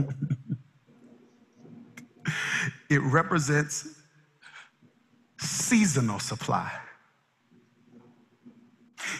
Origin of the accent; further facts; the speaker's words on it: Mississippi, United States; moved away; I'm originally from Mississippi, some kind of country.